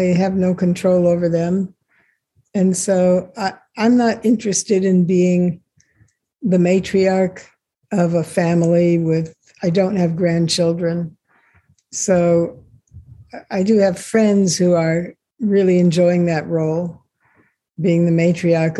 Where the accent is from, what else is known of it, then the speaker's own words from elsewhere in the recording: Los Angeles, California, United States; also born or lived in Israel; I was born in Israel, And the family moved to the States, to Los Angeles, when I was just a baby